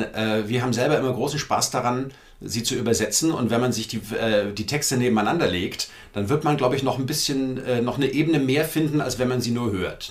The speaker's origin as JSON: {"language": "German", "town": "Frankfurt am Main", "region": "Hesse", "country": "Germany", "tie": "born or raised there", "also_born_or_lived": "Berlin", "said": "ich bin in Frankfurt am Main aufgewachsen"}